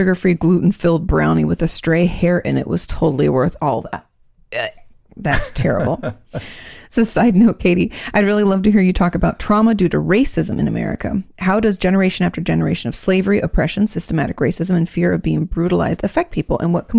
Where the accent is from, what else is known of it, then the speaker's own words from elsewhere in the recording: Gold Coast, Queensland, Australia; We're from the Gold Coast, just south of Brisbane.